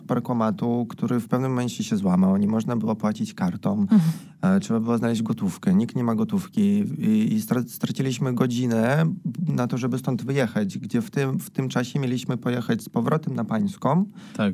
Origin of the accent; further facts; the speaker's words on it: Belarus; moved away; jako Białorusini